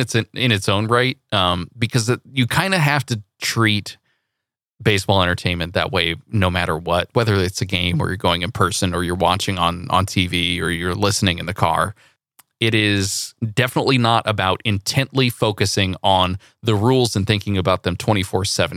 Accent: Central Valley, California, United States; I grew up in the Central Valley

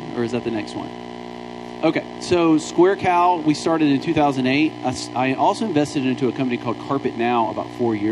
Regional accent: Alabama, United States; moved away; I'm from Alabama

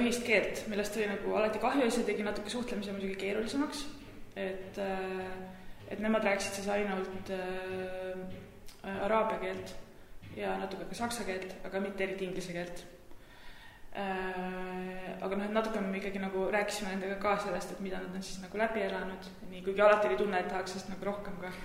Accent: Tartu, Tartu County, Estonia; moved away as an adult; also born or lived in Manchester, United Kingdom; ma olen Tartust pärit

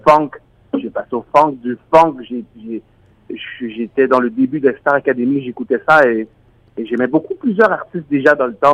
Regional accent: Montreal, Quebec, Canada; moi je suis d'origine haïtienne, je suis né à Montréal

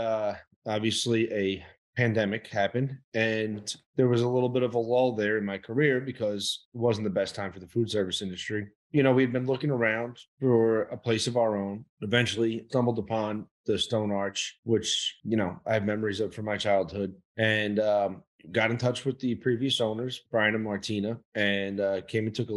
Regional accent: New York City, New York, United States; moved away as an adult; also born or lived in Italy; now in Sullivan County, United States; I was born and raised in Brooklyn

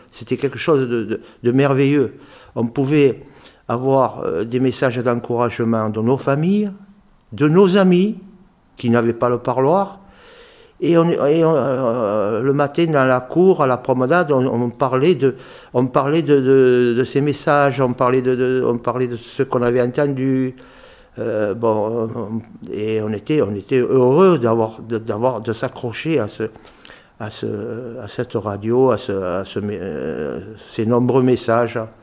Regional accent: Marseille, Provence-Alpes-Côte d'Azur, France; on est Marseillais, donc on peut, on peut parler en, argot

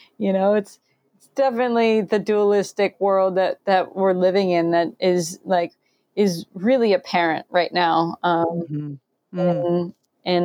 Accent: Florida, United States; I grew up in Florida

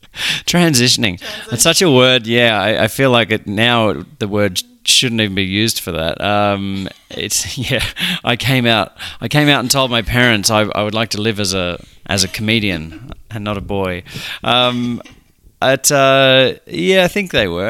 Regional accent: Australia; it was in a country town in Australia

